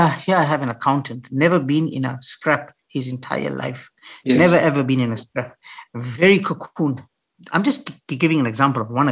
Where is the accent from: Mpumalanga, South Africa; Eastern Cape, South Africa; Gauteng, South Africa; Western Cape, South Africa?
Mpumalanga, South Africa; Piet Retief; when I grew up in Pietretief, a little farm, little dorp in the Eastern Transvaal, I grew up there